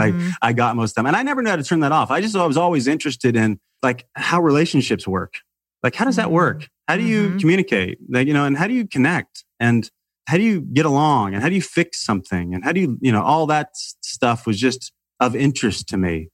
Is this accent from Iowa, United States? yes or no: no; Salem, Illinois, United States; I grew up in a small town in the middle of nowhere in Illinois